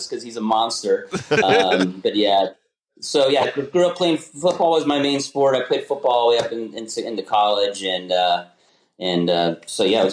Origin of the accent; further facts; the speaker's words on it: Bethlehem, Pennsylvania, United States; I grew up in Bethlehem, Pennsylvania.